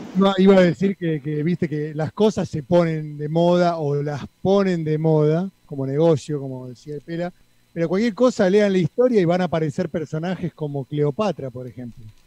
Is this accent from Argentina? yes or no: yes; Argentina; mi país, de donde yo nací en el año 82.